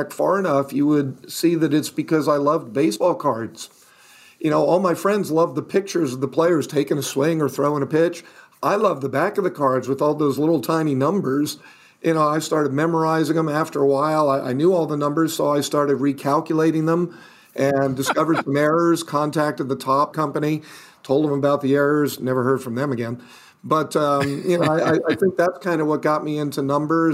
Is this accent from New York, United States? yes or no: yes; New York City, New York, United States; I was born in Manhattan